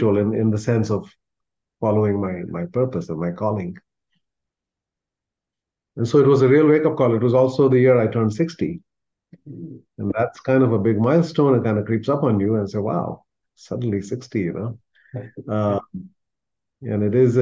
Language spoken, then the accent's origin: English; India; moved away; where I come from, the community that I'm part of from India